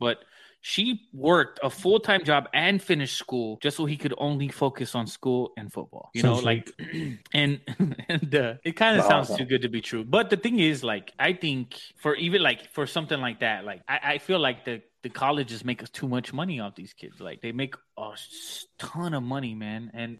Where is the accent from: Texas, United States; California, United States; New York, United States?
Texas, United States; San Antonio; we're all from San Antonio, and a good percentage of San Antonio is poor